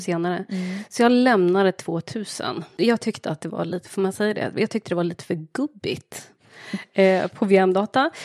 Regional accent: Linköping, Östergötland, Sweden; accent: Östergötland dialect; Jag är född och uppvuxen i Linköping

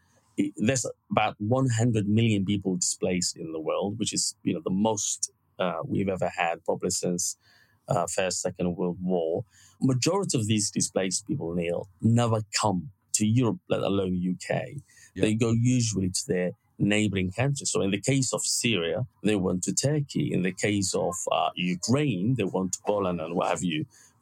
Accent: Somalia; now in Bristol, United Kingdom; I see myself now as British. I've been here 20 years. To be honest, most of my life I've been in this country rather than Somalia.

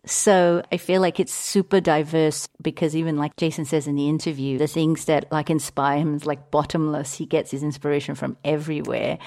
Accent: Singapore; moved away; also born or lived in London; in Singapore where I grew

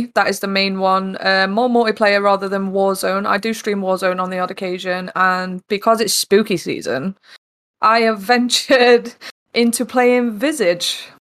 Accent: East Midlands, United Kingdom; also born or lived in Newcastle; now in South West England; So I currently live in the southwest. I grew up in the East Midlands, though. I've lived in Newcastle.

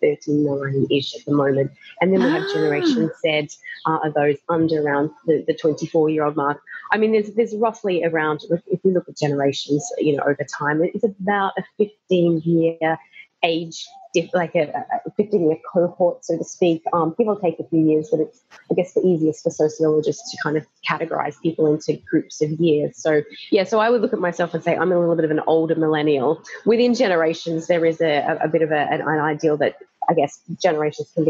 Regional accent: Australia; moved away as an adult; now in London, United Kingdom; I'm currently living in London, Australian born.

